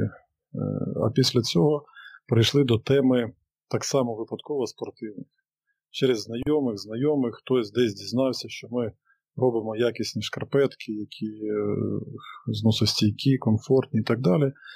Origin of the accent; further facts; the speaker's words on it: Sumy Oblast, Ukraine; я сам родом з Сумської області